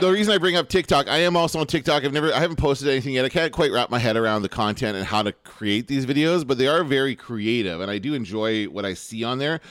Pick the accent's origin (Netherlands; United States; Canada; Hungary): Canada